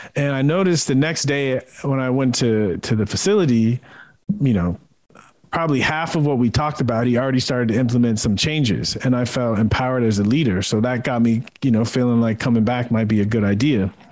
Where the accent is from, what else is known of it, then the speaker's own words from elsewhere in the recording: San Diego, California, United States; moved away as an adult; I grew up in San Diego watching the Padres, watching Tony Gwynn